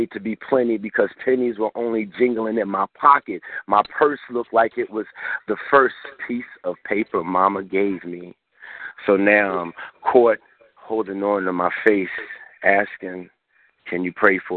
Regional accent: Philadelphia, Pennsylvania, United States; also born or lived in Chicago; now in Kansas, United States; I'm originally from Philadelphia

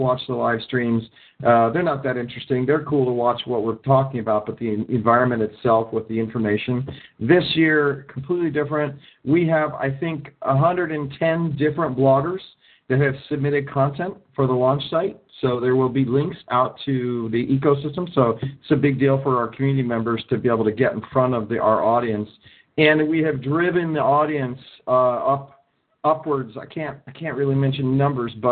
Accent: Ohio, United States; now in California, United States; I'm from Ohio. I grew up in Ohio, moved to California.

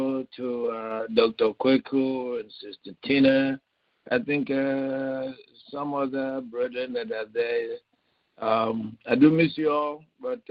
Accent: Nigeria; now in United States; I'm from Nigeria, wife is from Zimbabwe

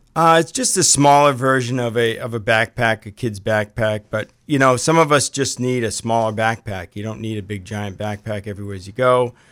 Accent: Lewiston, Maine, United States; I was born and raised in Lewiston

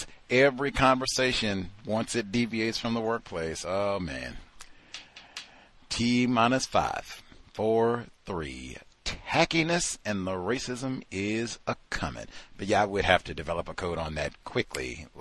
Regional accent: New York, United States; born there; I was born in New York.

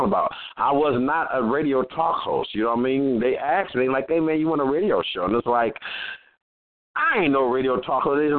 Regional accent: Los Angeles, California, United States; they think I'm from Compton. I am, but I'm from L.A. I'm from Watts and Compton together

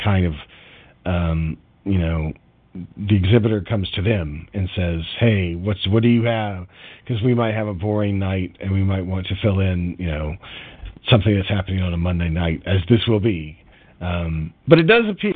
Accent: United States; as an American

